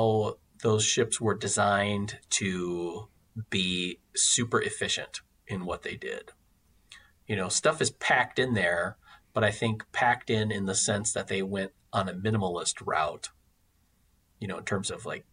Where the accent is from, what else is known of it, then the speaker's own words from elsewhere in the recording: Wisconsin, United States; I come from Wisconsin